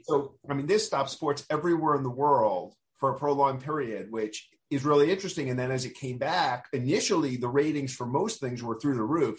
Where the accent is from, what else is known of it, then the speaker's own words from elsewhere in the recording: New York City, New York, United States; I grew up in Queens